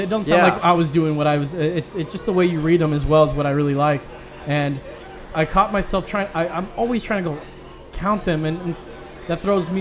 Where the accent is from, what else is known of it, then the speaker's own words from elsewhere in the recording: California, United States; now in Austin, United States; I'm from California